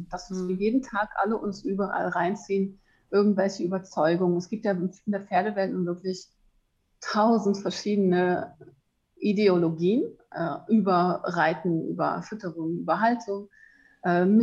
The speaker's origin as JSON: {"language": "German", "region": "Hamburg", "country": "Germany", "tie": "born or raised there", "said": "Und ich bin in Hamburg aufgewachsen am Stadtrand"}